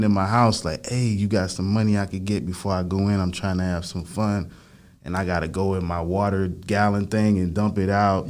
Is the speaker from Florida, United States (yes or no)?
yes; Lantana, Florida, United States; also born or lived in Lake Worth, Florida; I grew up out there and it was like a predominantly like Haitian